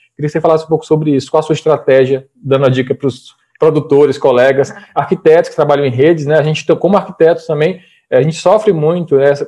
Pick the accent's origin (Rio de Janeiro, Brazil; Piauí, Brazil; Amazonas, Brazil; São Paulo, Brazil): Piauí, Brazil; como bom piauiense, sou dançarino de forró